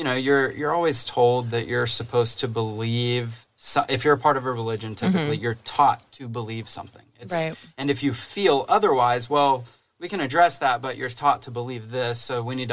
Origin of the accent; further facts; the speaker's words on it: Dallas, Texas, United States; we're both from the Dallas area.